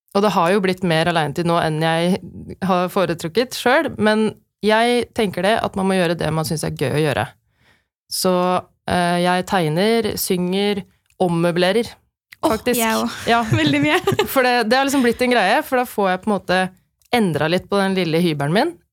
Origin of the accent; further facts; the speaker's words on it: Norway; som nordmenn